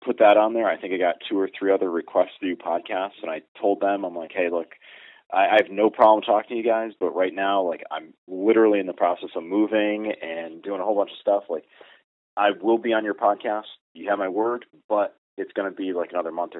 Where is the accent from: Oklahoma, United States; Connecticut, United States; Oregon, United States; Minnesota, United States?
Connecticut, United States; I grew up in Connecticut. We don't have a lot of public hunting land here